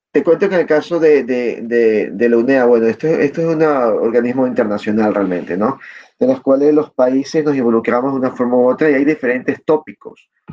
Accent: Ecuador

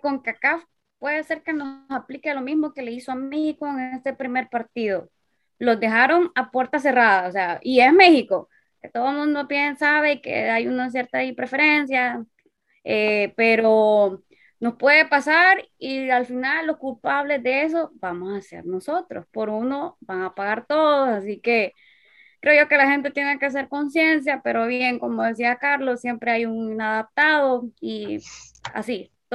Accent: Honduras

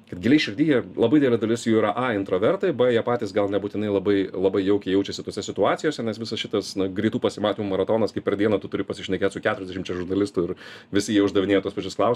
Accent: Lithuania; aš iš Lietuvos

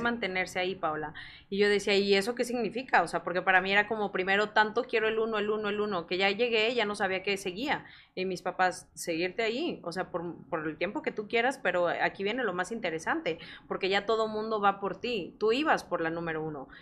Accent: San Luis Potosí, Mexico; yo soy originaria de San Luis Potosí

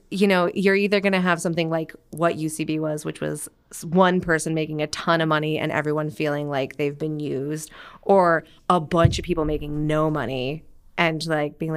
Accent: Grass Valley, California, United States; also born or lived in Seattle, United States; I was born in Seattle, moved to the California area when I was like five, and like hopped around. By the time I was like eighteen, I'd lived in like thirty-eight different houses.

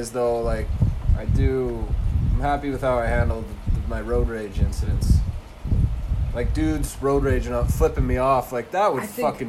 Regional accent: Ebenezer, Saskatchewan, Canada; I'm from Ebenezer, Saskatchewan.

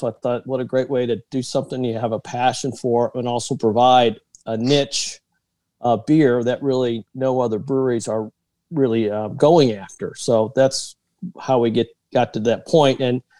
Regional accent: Kansas City, Missouri, United States; moved away as an adult; also born or lived in Texas; I grew up in Kansas City, and then I went to work for a company that transferred me to Texas for about 20 years.

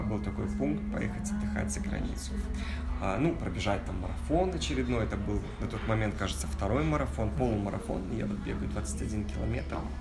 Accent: Kazakhstan; Я из Казахстана

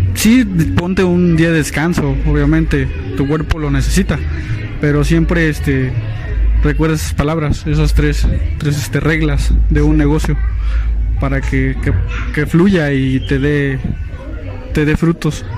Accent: Tampico, Tamaulipas, Mexico; moved away; also born or lived in Misiones de San Francisco; tuve que ir a la ciudad de Tampico Tamaulipas que yo soy de bueno soy de allá este tuve que ir a, mi ciudad natal

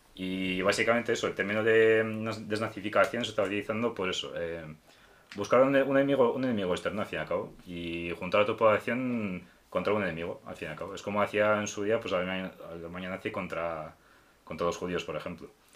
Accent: Ukraine; moved away; siendo ucraniano

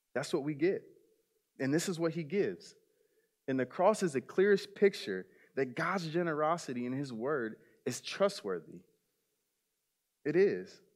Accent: South Bend, Indiana, United States; I grew up in South Bend, Indiana

